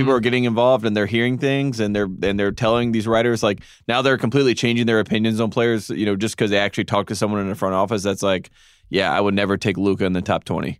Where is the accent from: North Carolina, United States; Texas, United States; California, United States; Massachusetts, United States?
North Carolina, United States; Durham; born or raised there